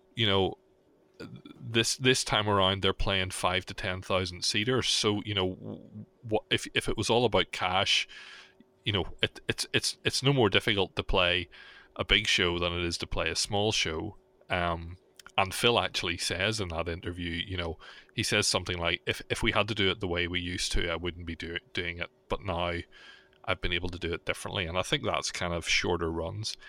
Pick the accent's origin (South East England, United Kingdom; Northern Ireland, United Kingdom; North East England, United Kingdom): Northern Ireland, United Kingdom; Belfast; my hometown